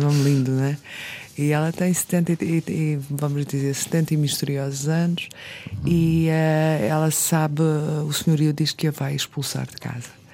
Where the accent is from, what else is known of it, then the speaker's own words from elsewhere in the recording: Azores, Portugal; eu sou açoriana